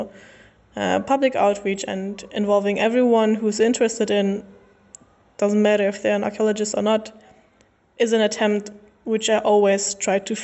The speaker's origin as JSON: {"language": "English", "country": "Germany", "also_born_or_lived": "Berlin", "said": "I am from Germany. I live in Berlin"}